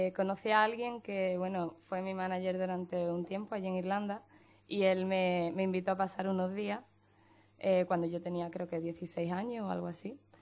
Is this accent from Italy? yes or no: no; Chiclana de la Frontera, Andalusia, Spain; now in Dublin, Ireland; soy de, Chiclano, Chiclana, soy de Cádiz